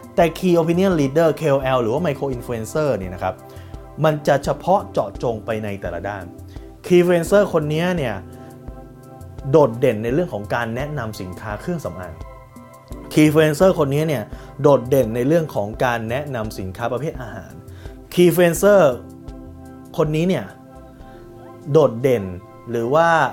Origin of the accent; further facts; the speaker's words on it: Thailand; คนไทยเรา